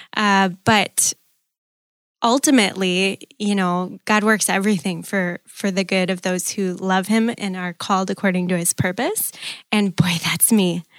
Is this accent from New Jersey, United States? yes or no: no; Green Bay, Wisconsin, United States; I was born and raised in Green Bay